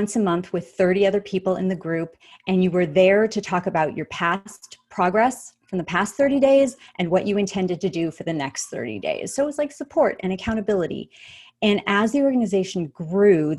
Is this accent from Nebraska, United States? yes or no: no; Los Angeles, California, United States; my hometown, happens to be Los Angeles